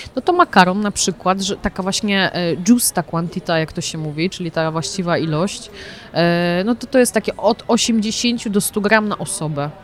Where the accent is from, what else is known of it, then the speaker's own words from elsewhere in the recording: Poznań, Greater Poland, Poland; moved away as an adult; now in Milan, Italy; Ja jestem poznanianka